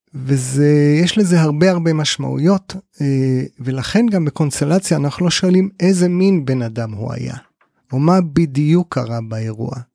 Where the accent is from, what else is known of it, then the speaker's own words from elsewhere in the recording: Kibbutz Amiad, Northern District, Israel; בן קיבוץ עמיעד, תמיד חשוב לשלוף את הרקע הקיבוצי